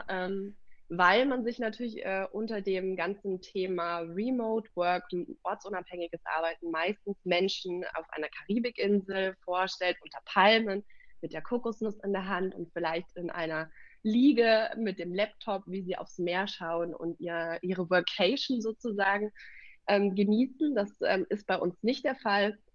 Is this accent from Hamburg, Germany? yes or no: no; Munich, Bavaria, Germany; Also wir kommen ja aus der Stadt. Ähm, ich, wir